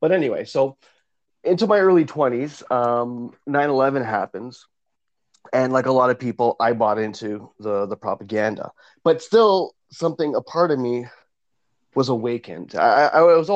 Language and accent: English; Vaughan, Ontario, Canada; I grew up in Woodbridge and Maple and Vaughan